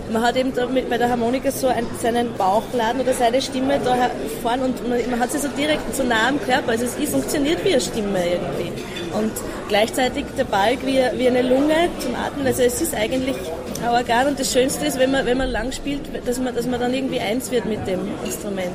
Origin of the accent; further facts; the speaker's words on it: Puchberg am Schneeberg, Lower Austria, Austria; Ich komme vom, Land aus Buchberg am Schneeberg